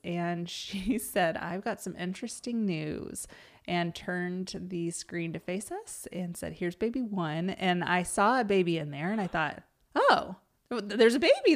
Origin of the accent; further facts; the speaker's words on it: Pawnee, Oklahoma, United States; I grew up in Pawnee, which is a really tiny town up by Stillwater.